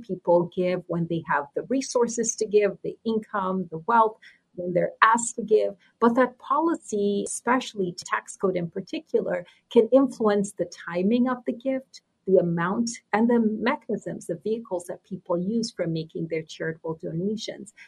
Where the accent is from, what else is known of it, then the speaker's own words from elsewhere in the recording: Nigeria; moved away; also born or lived in New York City, United States; I was born in New York City and grew up in Nigeria.